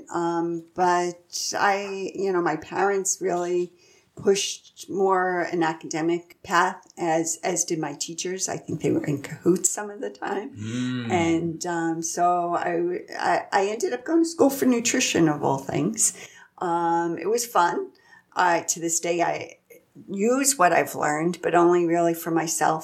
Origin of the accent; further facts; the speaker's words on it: Centerport, New York, United States; moved away as an adult; also born or lived in Michigan; I was born in the city and moved out to Long Island and lived out there till I was about 30 years old